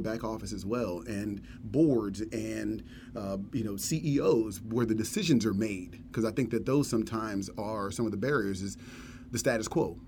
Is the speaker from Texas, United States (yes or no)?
yes; Dallas, Texas, United States; a segregated area in a small town just north of Dallas, and growing up in Dallas